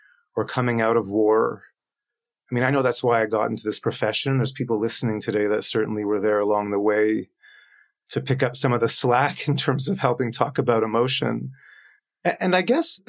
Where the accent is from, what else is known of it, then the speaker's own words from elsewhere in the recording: Toronto, Ontario, Canada; moved away as an adult; now in Stockholm, Sweden; I live and work in Stockholm in Sweden. I'm from Toronto, but we moved here.